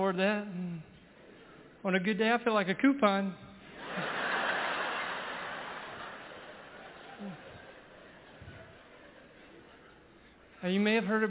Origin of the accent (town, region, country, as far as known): Ragland, Alabama, United States; born or raised there